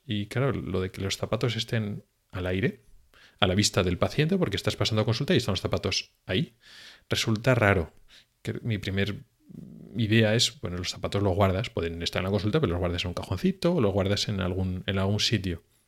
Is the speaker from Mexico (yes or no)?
no; Spain; now in Sweden; somos los españoles